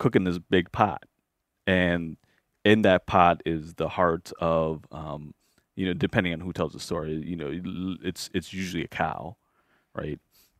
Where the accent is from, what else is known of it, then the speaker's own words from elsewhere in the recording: Minnesota, United States; So if and I grew up in the Twin Cities when we have our, cultural rituals, you typically go and you butcher a pig or a cow